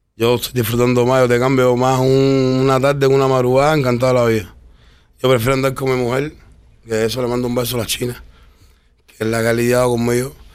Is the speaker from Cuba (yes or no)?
yes; Cuba; moved away; soy el único cubano